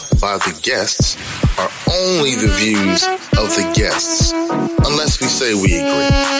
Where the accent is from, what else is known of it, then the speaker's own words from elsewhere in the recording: Brooklyn, New York, United States; born there; Yeah, I was born in Brooklyn. I love Brooklyn. Brooklyn's in me.